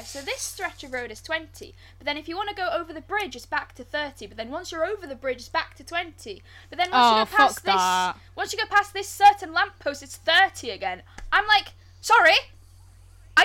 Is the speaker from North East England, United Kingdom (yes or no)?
no; Wales, United Kingdom; I'm from Wales